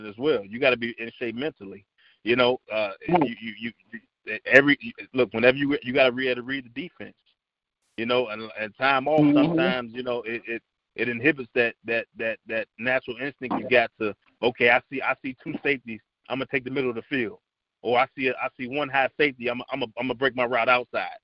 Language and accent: English; Chicago, Illinois, United States; I'm from Chicago